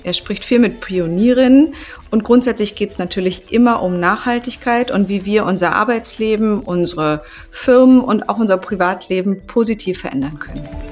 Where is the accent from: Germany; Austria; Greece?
Greece; Für mich als Griechin